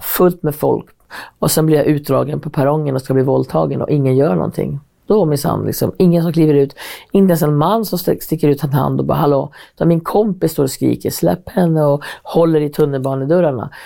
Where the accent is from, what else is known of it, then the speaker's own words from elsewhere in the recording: Hälsingland, Gävleborg County, Sweden; now in Stockholm, Sweden; Jag var så här, från Hälsingland